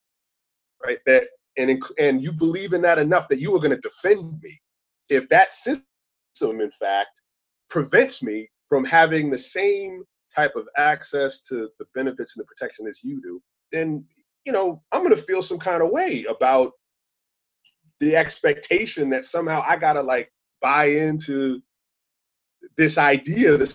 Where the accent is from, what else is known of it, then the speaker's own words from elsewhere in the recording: Long Island, New York, United States; I grew up on Long Island in the 70s and 80s